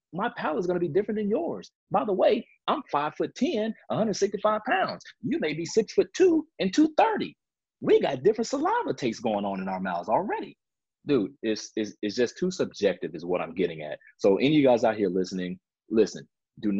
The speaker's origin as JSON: {"language": "English", "town": "Chicago", "region": "Illinois", "country": "United States", "tie": "born or raised there", "said": "Growing up in Chicago"}